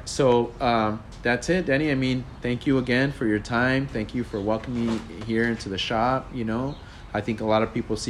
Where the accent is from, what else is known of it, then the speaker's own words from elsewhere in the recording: Los Angeles, California, United States; I grew up in Sereno